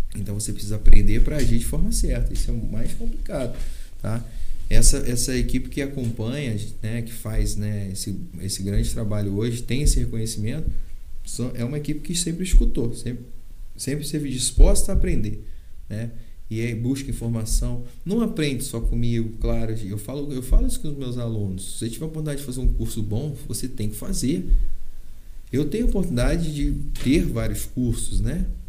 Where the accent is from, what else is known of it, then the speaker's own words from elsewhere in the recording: Valença, Brazil; Eu nasci em Valença, eu amo Valença